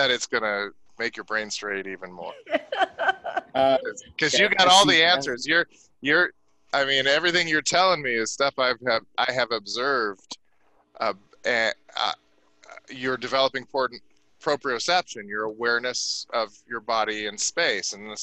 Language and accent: English; California, United States; I'm a Californian